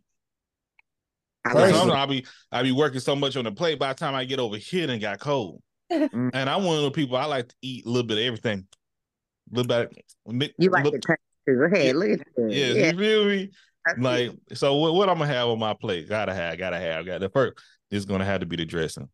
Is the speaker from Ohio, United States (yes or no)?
no; East Texas, United States; where I'm from, East Texas